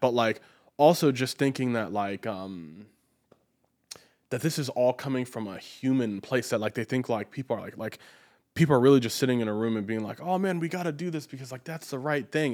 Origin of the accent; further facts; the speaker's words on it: United States; As an American